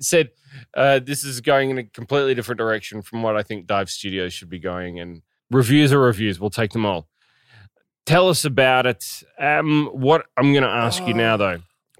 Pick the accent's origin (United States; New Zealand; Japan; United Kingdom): New Zealand; born there; I was born in New Zealand, yeah.